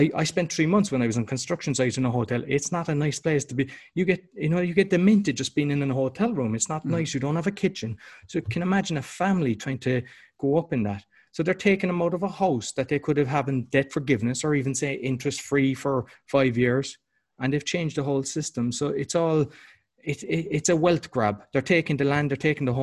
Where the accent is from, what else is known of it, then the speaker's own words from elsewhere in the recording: Ireland; moved away; I'm Irish